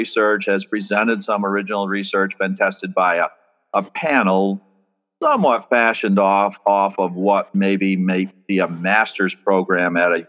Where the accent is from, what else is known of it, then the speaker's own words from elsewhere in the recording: Vermont, United States; moved away as an adult; also born or lived in Maryland / Delaware / New York; now in Oregon, United States; I was brought up in Vermont